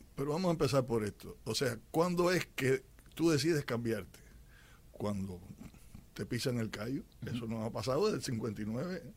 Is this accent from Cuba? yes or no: yes; Cuba; moved away; como cubanos que vivimos en libertad